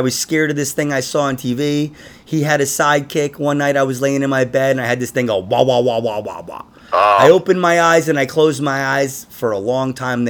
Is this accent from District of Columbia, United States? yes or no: no; New York City, New York, United States; I grew up in Queens. Yeah. I was a fucking altar boy. I was confirmed, everything, dude.